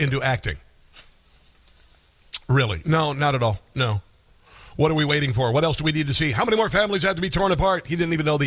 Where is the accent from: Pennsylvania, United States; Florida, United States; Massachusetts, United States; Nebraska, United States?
Nebraska, United States; Omaha; Omaha, Nebraska, my hometown